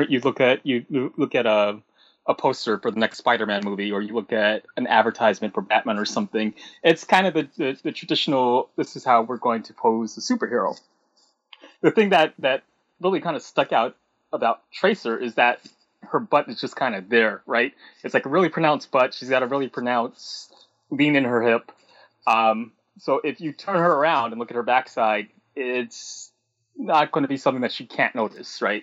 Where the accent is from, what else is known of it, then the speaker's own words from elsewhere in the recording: New York City, New York, United States; also born or lived in Kansas; I was born in New York and I lived in New York like maybe the earliest years of my life, and then my mom moved me out to Kansas for a while. But that was pretty short lived. Then she moved me back to New York.